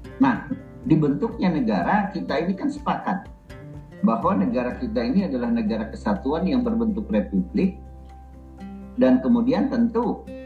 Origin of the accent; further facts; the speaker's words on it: Banjarmasin, South Kalimantan, Indonesia; saya kan lahir di Banjarmasin besar di Banjarmasin